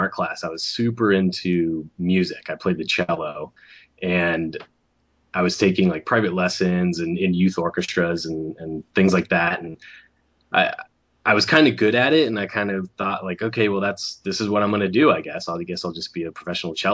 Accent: Sarasota, Florida, United States; moved away; growing up in Florida

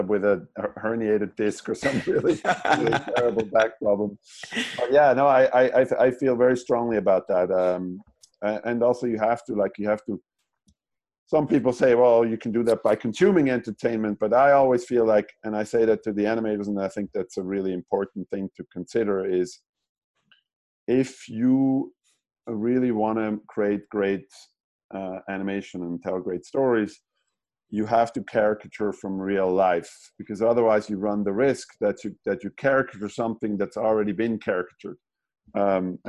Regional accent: German-speaking Switzerland, near Zurich, Switzerland; moved away as an adult; now in California, United States; I'm from Switzerland, so the German-speaking part of Switzerland. And I grew up in at the base of the mountains, like about 45 minutes outside of Zurich.

